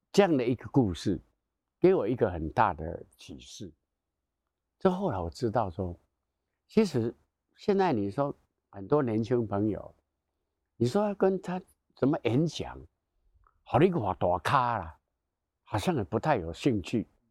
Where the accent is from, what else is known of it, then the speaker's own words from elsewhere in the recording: Taiwan; 我们台湾人不太懂种树，护树，不懂得爱树